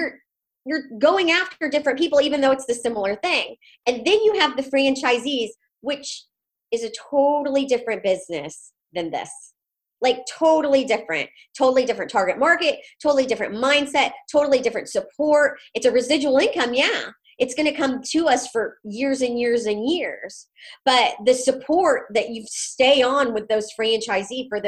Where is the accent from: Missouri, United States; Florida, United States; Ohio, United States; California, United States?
Missouri, United States; I'm from Missouri.